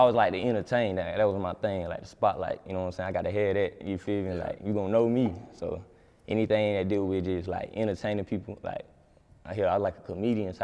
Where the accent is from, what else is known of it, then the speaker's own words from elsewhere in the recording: Lumberton, North Carolina, United States; I'm from Lumberton, North Carolina, but I put on for the whole Robinson County